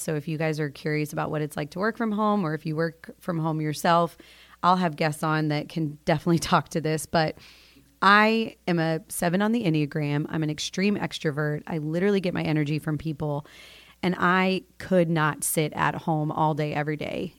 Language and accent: English; Florida, United States; moved away as an adult; I grew up in Florida, born and raised in the two three nine